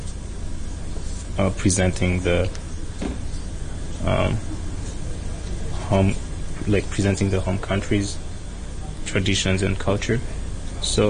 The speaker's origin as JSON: {"language": "English", "country": "Burundi", "moved": "yes", "lives_now": "Hong Kong", "said": "I'm from Burundi"}